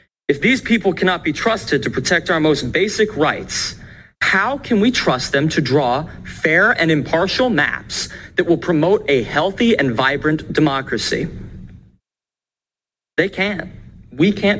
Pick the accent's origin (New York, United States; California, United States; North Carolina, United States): North Carolina, United States; Huntersville; I come to you today from North Mecklenburg County, Huntersville to be specific